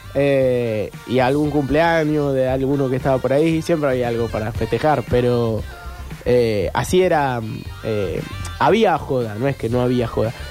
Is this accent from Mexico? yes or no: no; Argentina; como éramos argentinos